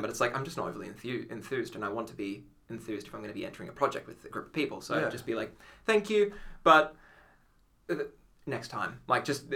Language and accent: English; Australia; accent: Australian Italian; my Australian Italian accent